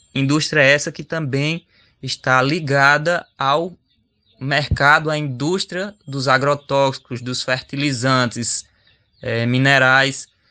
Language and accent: Portuguese; Xukuru do Ororubá, Pernambuco, Brazil; jovem indígena chucuru do Ororubá